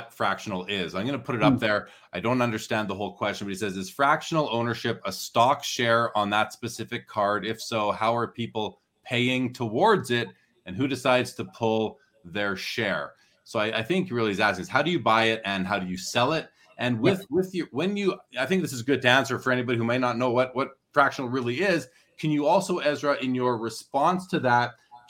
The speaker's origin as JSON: {"language": "English", "country": "Canada", "said": "I'm Canadian."}